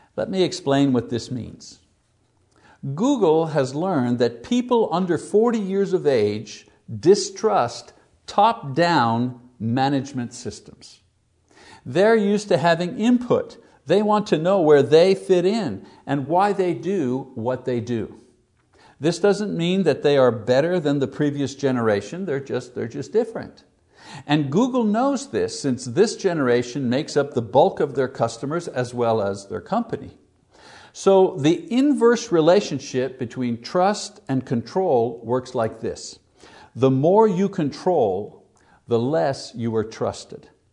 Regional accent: Montreal, Quebec, Canada; my hometown in Montreal

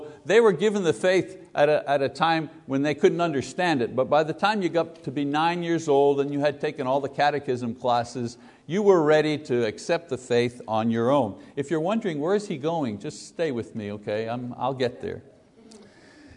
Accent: Windsor, Ontario, Canada; also born or lived in Quebec; When I was 9 years old, growing up in Windsor, Ontario

